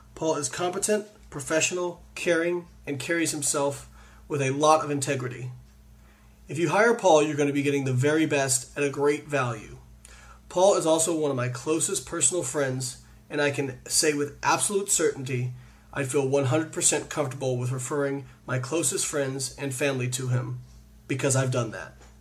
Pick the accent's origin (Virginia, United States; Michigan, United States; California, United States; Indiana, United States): Indiana, United States; Evansville; my hometown of Evansville, Indiana